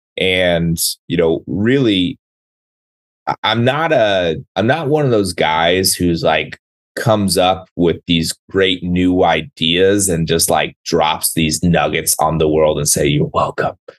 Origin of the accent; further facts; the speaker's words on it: San Diego, California, United States; moved away as an adult; also born or lived in Seattle; I grew up down in San Diego